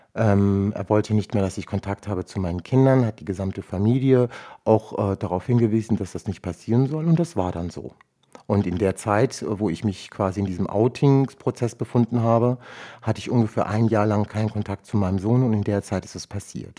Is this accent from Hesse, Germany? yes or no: yes; Rüsselsheim, Hesse, Germany; German is a second language; ich bin dann 1978 in Rüsselsheim zur Welt gekommen